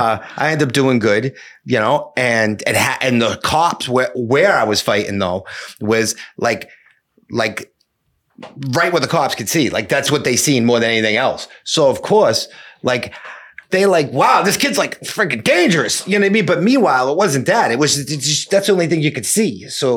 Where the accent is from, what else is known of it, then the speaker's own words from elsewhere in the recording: Cambridge, Massachusetts, United States; Right. And, you know, like I grew up in Cambridge, right? So like, not like a really, really like, you know, racially motivated town.